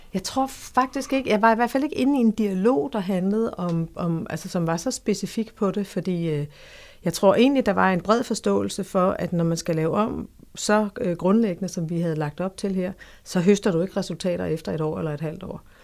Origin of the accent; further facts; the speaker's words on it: Funen, Southern Denmark, Denmark; Jeg øh, er født og opvokset på Fyn.